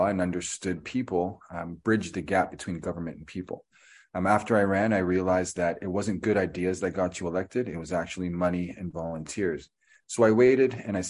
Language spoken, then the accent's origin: English; Toronto, Ontario, Canada; I was born and raised in Toronto to immigrant parents